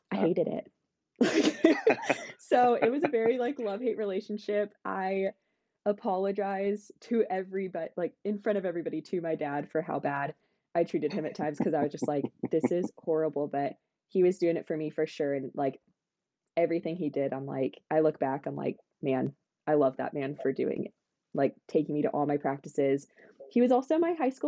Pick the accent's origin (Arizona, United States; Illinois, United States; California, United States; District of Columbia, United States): Arizona, United States; Sedona; also born or lived in Texas; so grew up in Sedona. I was born in Texas.